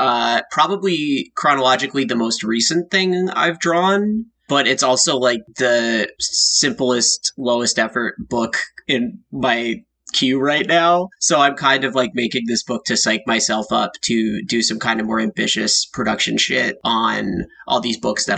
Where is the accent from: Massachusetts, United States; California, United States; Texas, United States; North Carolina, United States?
Massachusetts, United States; Boston; accent: Boston; You guys don't hear Boston in my voice?